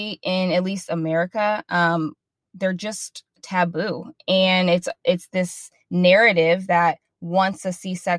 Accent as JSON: {"language": "English", "region": "Midwest", "country": "United States", "moved": "yes", "lives_now": "Dallas, United States", "said": "We live in Dallas, Texas. We're originally from the Midwest."}